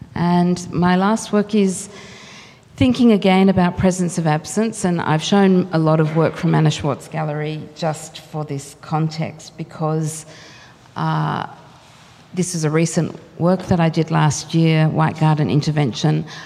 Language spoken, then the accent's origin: English; Australia; cultural identity as an Australian